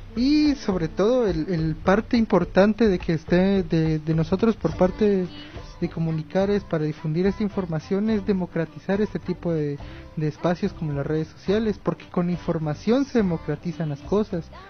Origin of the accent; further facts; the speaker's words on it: Guatemala; como guatemaltecos